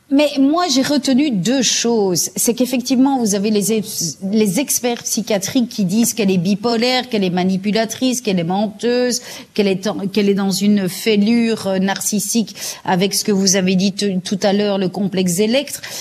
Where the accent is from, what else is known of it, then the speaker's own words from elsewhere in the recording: Belgium; en Flandre, chez nous, en Belgique